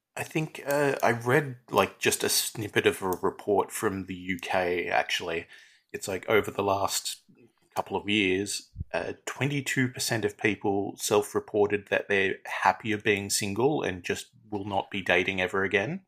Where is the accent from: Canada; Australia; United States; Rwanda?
Australia